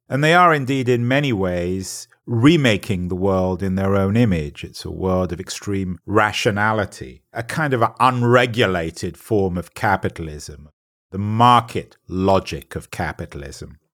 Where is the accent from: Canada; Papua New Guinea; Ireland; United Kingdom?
United Kingdom; England; I'm an Englishman